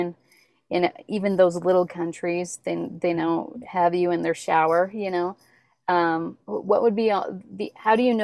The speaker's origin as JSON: {"language": "English", "town": "Slave Lake", "region": "Alberta", "country": "Canada", "tie": "born or raised there", "also_born_or_lived": "Hobbema", "said": "Growing up in Slave Lake, or before that, I grew up close to Hobima"}